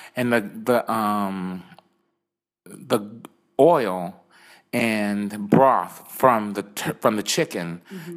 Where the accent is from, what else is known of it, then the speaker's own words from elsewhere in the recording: Williston, South Carolina, United States; moved away as an adult; now in United Arab Emirates; I'm from a small town in the USA, okay. um, Williston, South Carolina